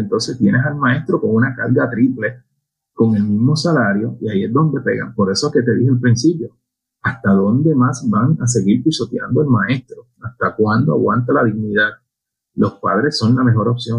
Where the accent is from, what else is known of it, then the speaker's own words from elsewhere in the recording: Añasco, Puerto Rico; mi pueblo, en Añasco